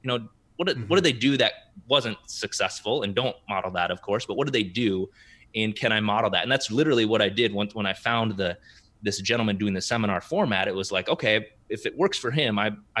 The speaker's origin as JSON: {"language": "English", "region": "South Dakota", "country": "United States", "tie": "born or raised there", "moved": "as an adult", "lives_now": "Minneapolis, United States", "said": "growing up in South Dakota"}